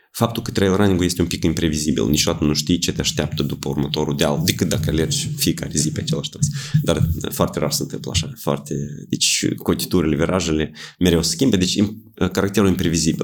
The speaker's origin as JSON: {"language": "Romanian", "town": "Suruceni", "region": "Ialoveni District", "country": "Moldova", "said": "în satul meu, în Soruceni"}